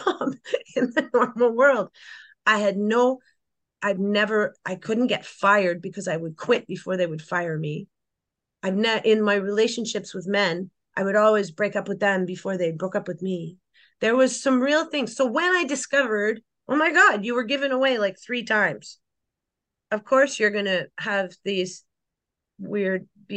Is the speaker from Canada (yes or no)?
yes; Canada; I had a different kind of growing up in Canada than you might imagine